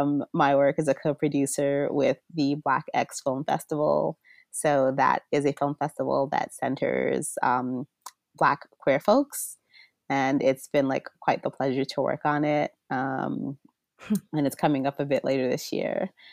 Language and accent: English; Jamaica; just coming from being Jamaican, having a granduncle who's a Rastafarian, you know, my mom used to make tinctures and topicals and such from cannabis.